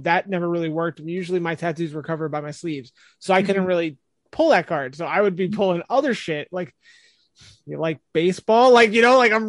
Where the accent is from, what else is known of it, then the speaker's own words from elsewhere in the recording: New Jersey, United States; I'm from Jersey and I don't really have a Jersey accent